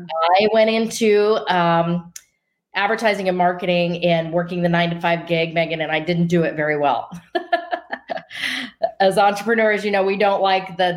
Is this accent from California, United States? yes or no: no; Denver, Colorado, United States; moved away as an adult; now in Scottsdale, United States; I grew up in Denver, Colorado, and now live in Scottsdale, Arizona